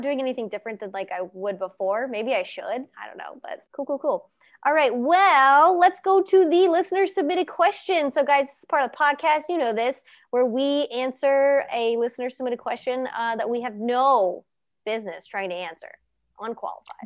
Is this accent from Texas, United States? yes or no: no; Cincinnati, Ohio, United States; I'm from Cincy